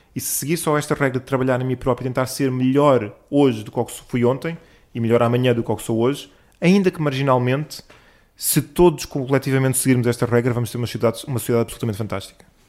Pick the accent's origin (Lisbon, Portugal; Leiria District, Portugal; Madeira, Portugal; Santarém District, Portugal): Lisbon, Portugal; eu nasci em Lisboa, sou alfacinha de gema, por isso adoro esta cidade